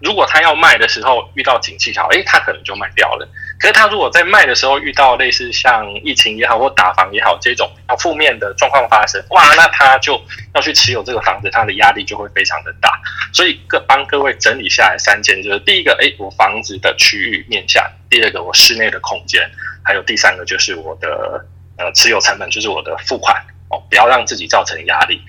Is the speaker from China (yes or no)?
no; Taiwan; 我们台湾人